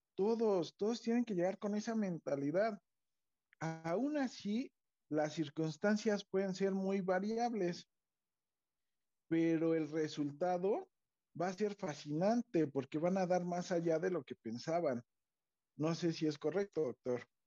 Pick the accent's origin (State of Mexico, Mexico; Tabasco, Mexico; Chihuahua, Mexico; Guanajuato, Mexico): State of Mexico, Mexico; nosotros que somos mexiquenses